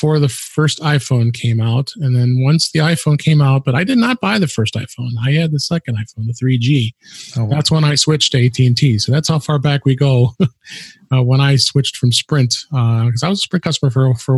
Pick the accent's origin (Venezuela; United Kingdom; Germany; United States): United States; Chicago, Illinois; based in my hometown, Chicago